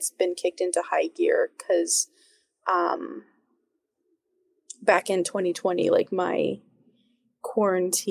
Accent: the South, United States; moved away as an adult; I grew up in the South

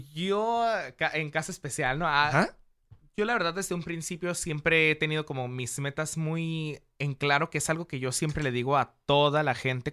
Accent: Mexico; como mexicanos

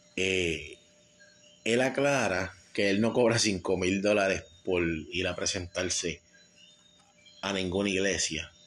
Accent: San Juan, Puerto Rico; en el residencial Vista Hermosa, de donde yo soy nacido y criado

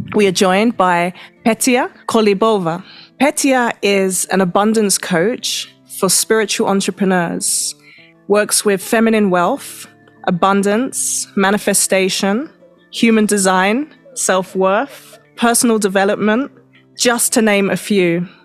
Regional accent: London, United Kingdom; now in Mexico; I'm from Europe. I'm from London

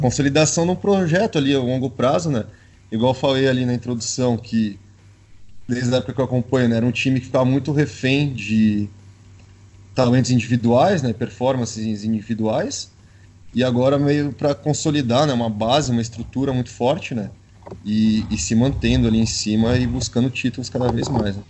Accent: São Paulo, Brazil; eu sou do estado de São Paulo

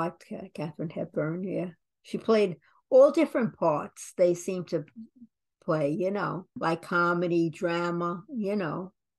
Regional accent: New York City, New York, United States; I grew up in the Bronx.

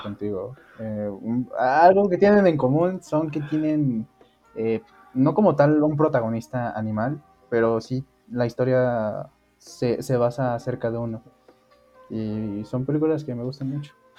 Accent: Mexico; soy originario de México.

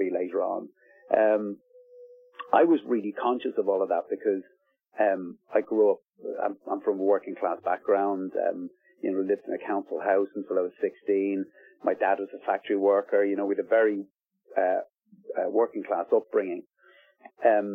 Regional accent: Ballybrack, County Dublin, Ireland; South Dublin, where I grew up in Ballybrack

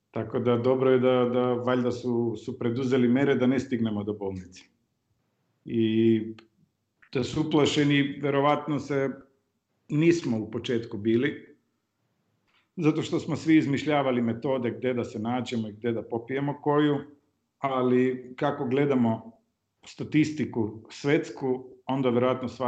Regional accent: North Macedonia; ja sam rođen u, u Jugoslaviji, živeo sam u Firom, onda sad Sjeverna Makedonija

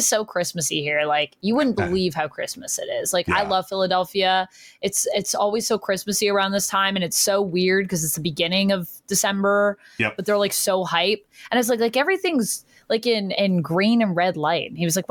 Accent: Canada; I'm Canadian

